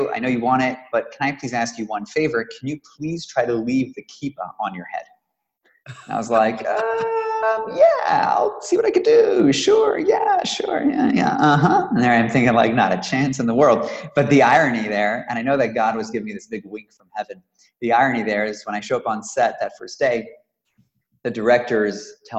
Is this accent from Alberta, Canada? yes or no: no; Toronto, Ontario, Canada; I was born and raised in Toronto, Canada